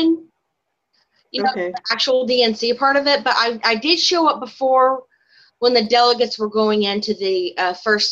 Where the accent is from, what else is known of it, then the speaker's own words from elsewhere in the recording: Indiana, United States; I'm from Indiana.